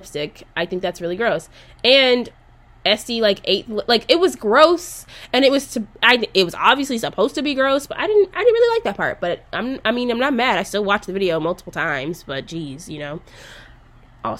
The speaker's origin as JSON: {"language": "English", "region": "Arkansas", "country": "United States", "tie": "born or raised there", "said": "I did grow up in Arkansas"}